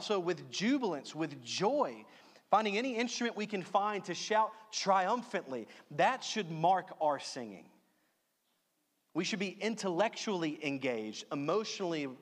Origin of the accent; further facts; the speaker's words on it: Louisiana, United States; I'm from Louisiana